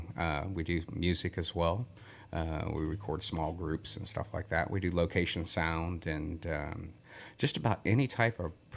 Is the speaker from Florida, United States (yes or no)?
yes; Florida, United States; now in Texas, United States; I grew up in Florida, so it's a tourist town